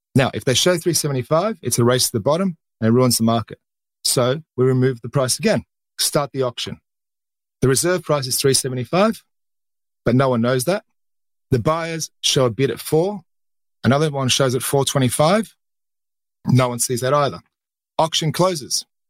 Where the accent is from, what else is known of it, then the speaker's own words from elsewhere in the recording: Australia; accent: Australian; moved away; You can hear from my accent, I'm Australian. I started off my career in the Australian markets.